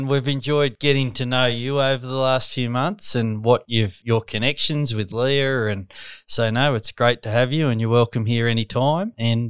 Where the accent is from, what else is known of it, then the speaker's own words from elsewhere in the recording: Scone, New South Wales, Australia; moved away as an adult; now in Tasmania, Australia; representing Callum Ritchie, it was at the time. I come from Scone